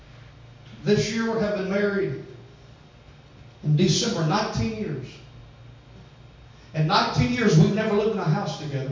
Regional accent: North Carolina, United States; moved away as an adult; We're from North Carolina. We don't live in North Carolina. We're there 2 weeks a year, maybe

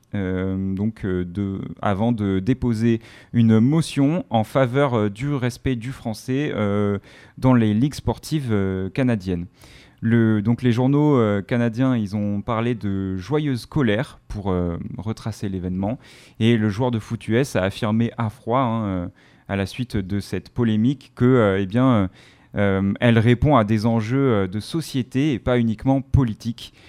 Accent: France; chez nous en France

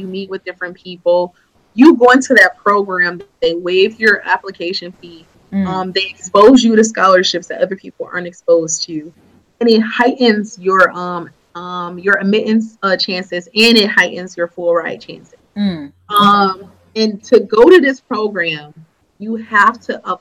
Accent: Michigan, United States; I was from Michigan

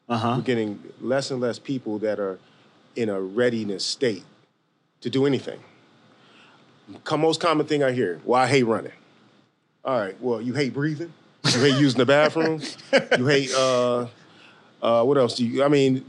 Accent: Detroit, Michigan, United States; now in Chicago, United States; I'm 40 years old, lived in a few different states. I'm originally from Detroit

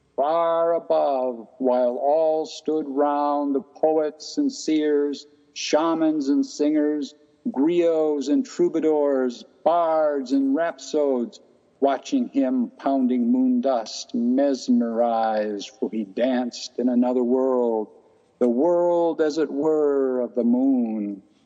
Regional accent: Michigan, United States; the city I grew up here in Michigan was a very isolated white only community when I was growing up

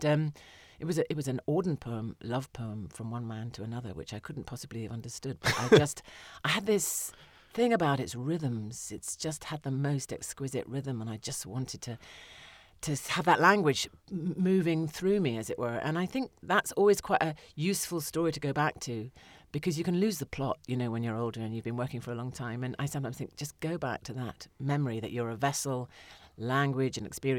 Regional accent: Windsor, South East England, United Kingdom; But yeah, no, I was brought up on Windsor Rep, you know, productions that were probably, if I saw them now, they might not be the greatest.

